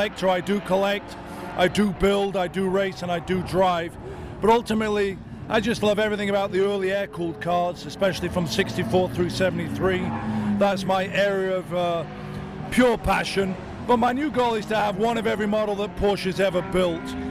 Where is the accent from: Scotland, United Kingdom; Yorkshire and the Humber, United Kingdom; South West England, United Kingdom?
Yorkshire and the Humber, United Kingdom; Sheffield; moved away as an adult; I'm from Sheffield, England. I grew up there until I was 19.